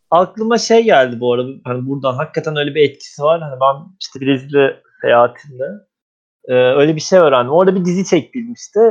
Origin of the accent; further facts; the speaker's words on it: Anatolia, Turkey; bir Anadolu çamarı olarak